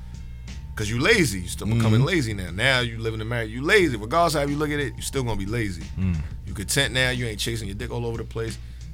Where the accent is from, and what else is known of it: New York City, New York, United States; born or raised there; also born or lived in Bronx, New York / Brooklyn, New York / Roosevelt, New York / Uniondale, New York